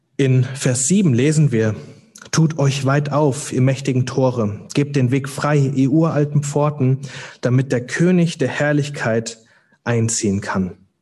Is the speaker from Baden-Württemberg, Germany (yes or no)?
no; Hüttenberg, Hesse, Germany; moved away as an adult; also born or lived in Cologne; Ich komme heute Morgen aus Hüttenberg, das ist, liegt in Mittelhessen. Ähm, da bin ich geboren, aufgewachsen